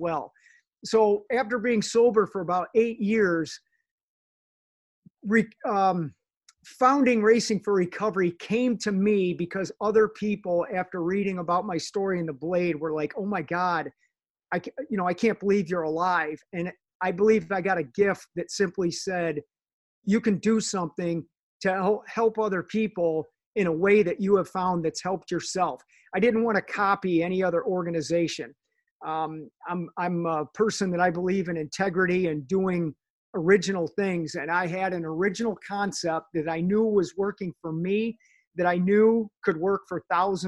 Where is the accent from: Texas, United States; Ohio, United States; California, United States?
Ohio, United States; Sylvania; I grew up in Sylvania